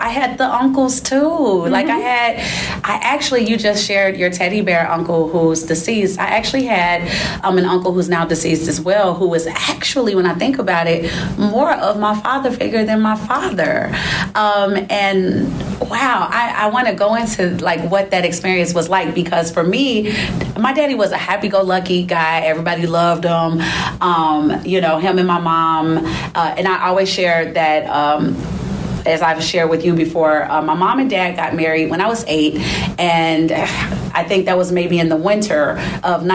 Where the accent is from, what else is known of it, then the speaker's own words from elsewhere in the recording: Inglewood, California, United States; I grew up in Inglewood